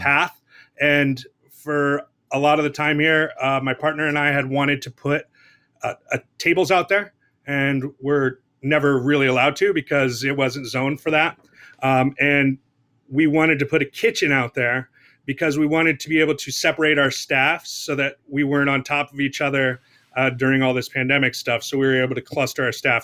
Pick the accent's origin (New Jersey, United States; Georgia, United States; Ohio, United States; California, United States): California, United States; Southern; I was born and raised in Southern California